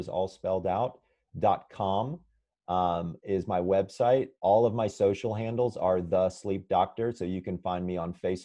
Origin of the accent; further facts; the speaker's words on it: Sandy Springs, Georgia, United States; moved away; I'm originally from Sandy Springs, Georgia